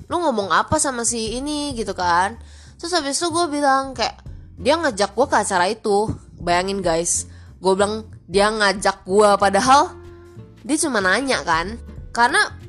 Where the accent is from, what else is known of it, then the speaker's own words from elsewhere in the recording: Pekanbaru, Riau, Indonesia; karena dulu di sekolah gue yang di Pekanbaru tuh ngajarnya Melayu kan dan bahkan cece gue tuh diajarin tulisan Arab